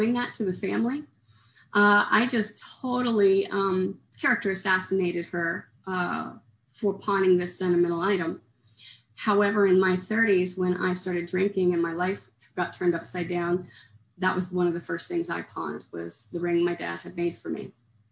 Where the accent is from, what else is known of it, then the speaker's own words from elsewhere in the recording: Oklahoma, United States; moved away as an adult; also born or lived in Kerrville, Texas; now in Houston, United States; I'm from Oklahoma and I came to Texas to get sober